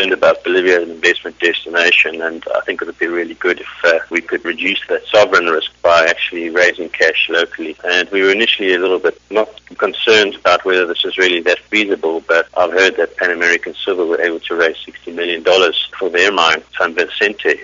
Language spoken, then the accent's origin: English; South Africa; moved away; I'm South African originally